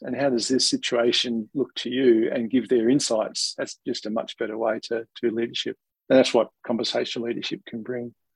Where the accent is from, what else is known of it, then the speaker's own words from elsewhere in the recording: Australia; accent: Australian; you might be able to tell from my accent, but being an Australian